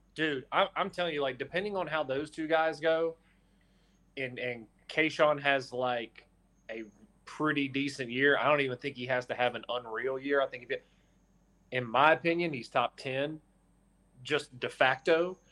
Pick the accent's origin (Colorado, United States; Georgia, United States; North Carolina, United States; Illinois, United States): North Carolina, United States; I'm from North Carolina